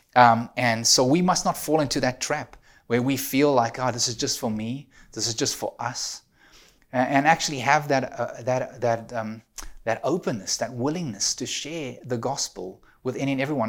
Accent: South Africa; now in Ontario, Canada; I'm an immigrant, you know, I'm a South African living in Canada.

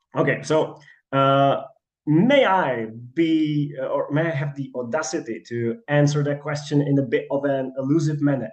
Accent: Czechia; moved away as an adult; now in Manchester, United Kingdom; I applied for Charles University in Prague because I'm from Czechia

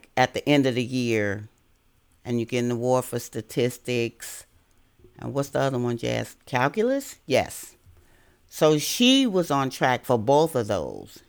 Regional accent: Chicago, Illinois, United States; moved away as an adult; now in Virginia, United States; I was born in Chicago, Illinois, and that's where I attended schools

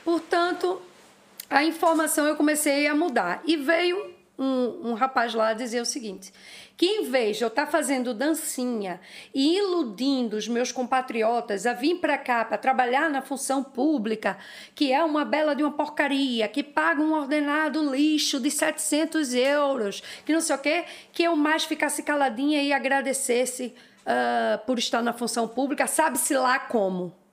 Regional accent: Brazil; Não é porque eu sou brasileira que eu tenho que estar tá caladinha.

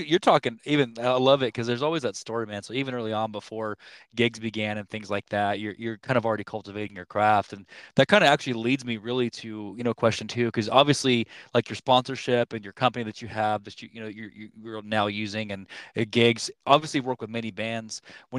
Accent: Kansas, United States; we're from Kansas

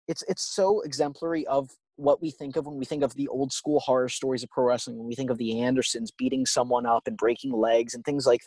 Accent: outside of Atlantic City, New Jersey, United States; growing up outside of Atlantic City, we have an auditorium that I would visit all the time

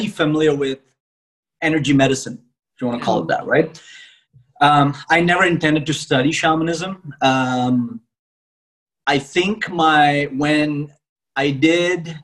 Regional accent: India; I am originally from India

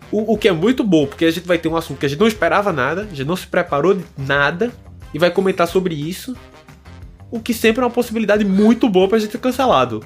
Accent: Recife, Pernambuco, Brazil; now in Lisbon, Portugal; Sou de Recife, moro aqui em Lisboa, Portugal.

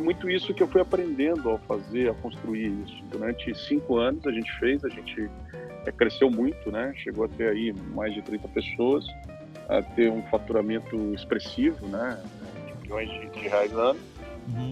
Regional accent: Curitiba, Paraná, Brazil; um curitibano, onde faz frio

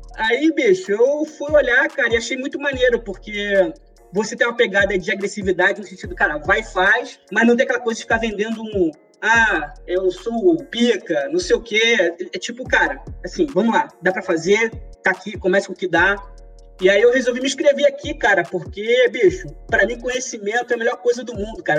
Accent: São João de Meriti, Rio de Janeiro, Brazil; Sou carioca também, sou de São João de Meriti.

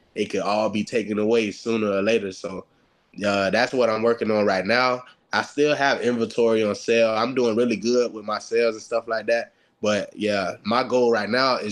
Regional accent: Florida, United States; moved away; I'm from Florida

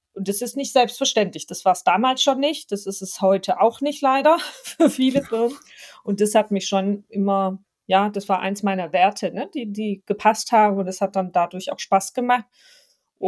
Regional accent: Stuttgart area, Baden-Württemberg, Germany; accent: Swabian; ich bin ja Schwabe, erstmal ein Baden-Württemberg-Kind, deswegen Schwäbisch und Hochdeutsch äh, trifft man bei mir per se an. Ich komme aus der Ecke rund um Stuttgart

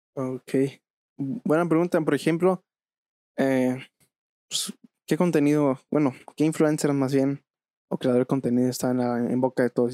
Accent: Veracruz, Mexico; now in Querétaro, Mexico; yo radico en la ciudad de, Querétaro, pero bueno, yo vengo de Veracruz

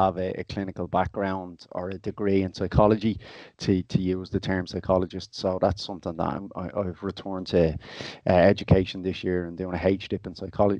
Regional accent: Dublin, Leinster, Ireland; I'm from Inchicore originally myself

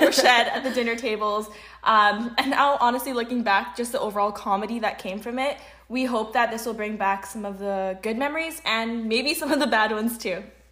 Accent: Vancouver, British Columbia, Canada; born or raised there; also born or lived in Sharjah, United Arab Emirates

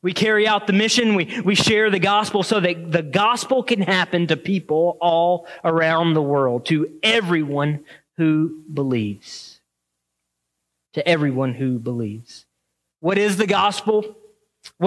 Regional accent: the South, United States; now in Waterford, Michigan, United States; I grew up in the South

